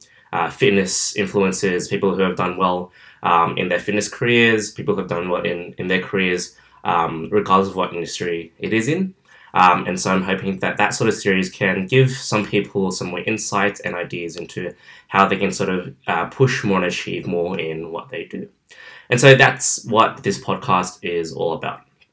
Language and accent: English; Parramatta, New South Wales, Australia; also born or lived in Liverpool, New South Wales; I grew up in Parramatta, which is out in southwestern Sydney. And I've been here all my life.